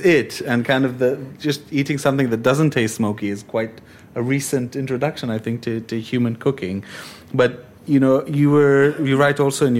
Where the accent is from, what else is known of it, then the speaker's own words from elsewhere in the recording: Israel; growing up in Israel